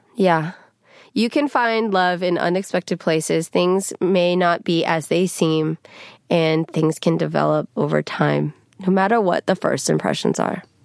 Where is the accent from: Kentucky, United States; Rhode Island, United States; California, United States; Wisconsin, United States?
California, United States; the Bay Area; I'm not from L A, I'm from the Bay